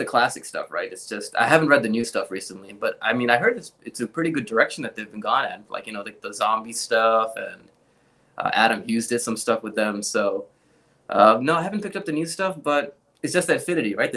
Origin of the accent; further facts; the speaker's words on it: Pakistan; English is a second language; moved away; growing up in Pakistan